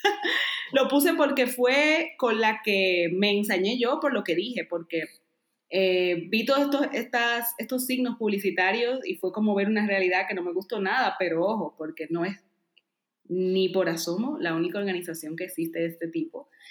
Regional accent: Dominican Republic; now in Spain; todos mis amigos y familia en Dominicana tenían trabajo

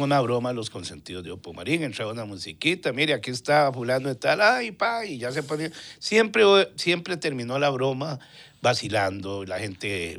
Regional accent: Tibás, San José, Costa Rica; Tibaseño, puro centro puro centro de Tibás.

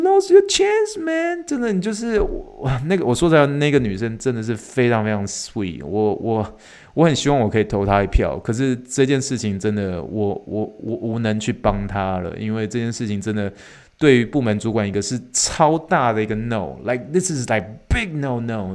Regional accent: Taiwan; moved away; 我是来自台湾的

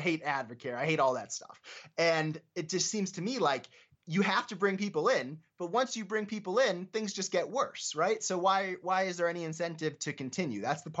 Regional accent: Scranton, Pennsylvania, United States; I'm from Scranton, Pennsylvania, very close to like Binghamton and Albany and all those places.

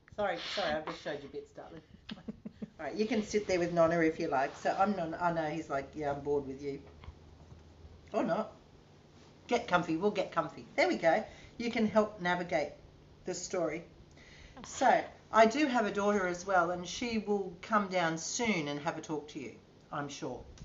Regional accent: Gunnedah, New South Wales, Australia; I'm originally from Gunnedah in country New South Wales, which is a little country town

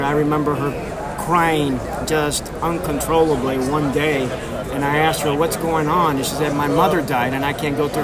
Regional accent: Miami, Florida, United States; also born or lived in Washington, D.C.; now in Tulsa, United States; My family from Cuba. I was born in Miami.

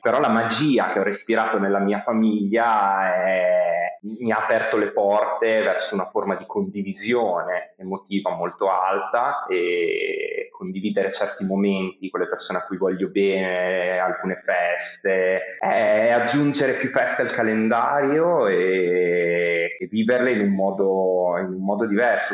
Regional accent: Modena, Emilia-Romagna, Italy; moved away as an adult; now in Bologna, Italy; io sono di Modena e mi sono trasferito a Bologna che ero appena maggiorenne

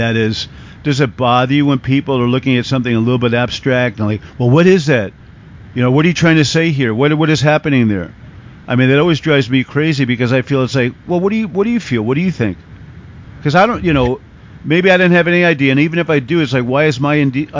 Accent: East Coast, United States; also born or lived in Tucson, Arizona; as an American, you know, I grew up kind of in the big city back east

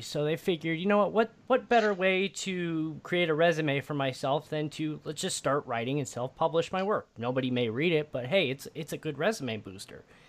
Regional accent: Midwest, United States; also born or lived in Chicago; I'm from the Midwest. I lived in Chicago for almost ten years.

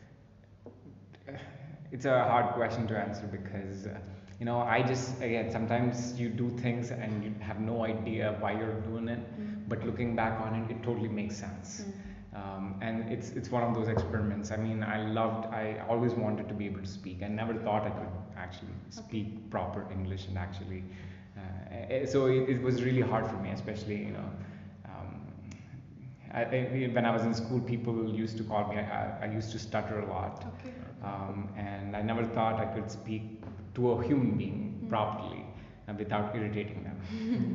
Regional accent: Visakhapatnam, Andhra Pradesh, India; moved away as an adult; also born or lived in United States; when I was growing up in my hometown of Visakhapatnam, Andhra Pradesh

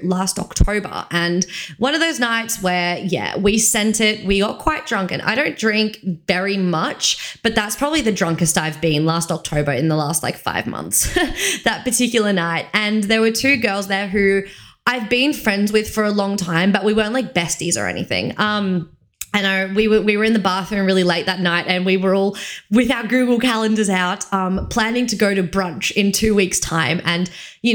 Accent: Victoria, Australia; moved away as an adult; the people that I'm friends with from Victoria, they knew me when I was a teenager

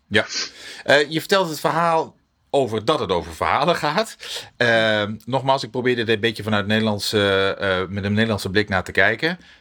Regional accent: Netherlands; Wij als Nederlanders

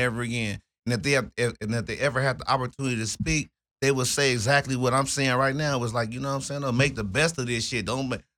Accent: Los Angeles, California, United States; I come from the Los Angeles area, the South Central Los Angeles area, the Fremont District in particular, or Fremont High School.

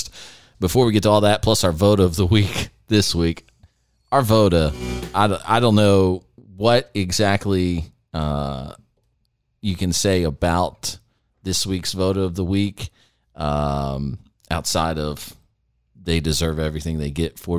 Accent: Jacksonville, Florida, United States; I grew up in Jacksonville, Florida.

